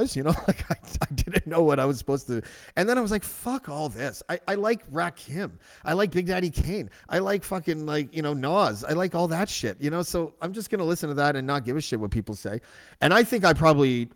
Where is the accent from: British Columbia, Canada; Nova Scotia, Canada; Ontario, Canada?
Ontario, Canada; Whitby; I grew up in Whitby